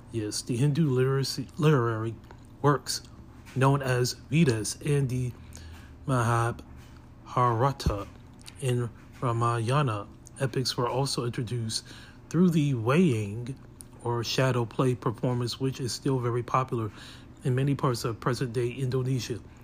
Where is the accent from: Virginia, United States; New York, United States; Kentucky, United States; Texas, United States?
Virginia, United States; Hampton; I was born here in Hampton